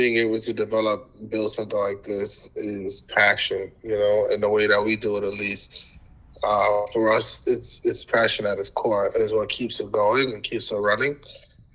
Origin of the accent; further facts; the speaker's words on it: United States; also born or lived in Ghana; growing up in America, you know, nobody understood I was Ghanaian until I told them that I was just a Black kid in America